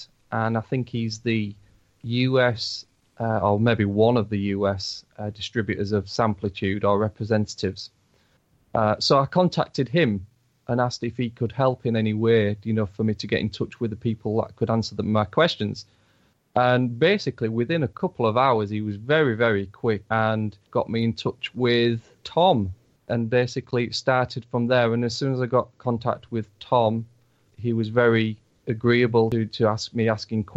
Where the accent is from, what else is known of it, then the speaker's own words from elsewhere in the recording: Yorkshire and the Humber, United Kingdom; I'm from Bull, which is in East Yorkshire in England, in the UK.